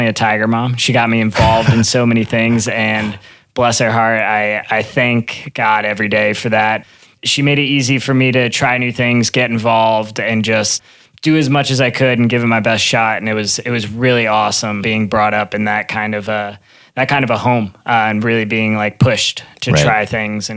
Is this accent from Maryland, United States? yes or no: yes; Maryland, United States; I grew up in Maryland, probably about an hour outside the D.C. area.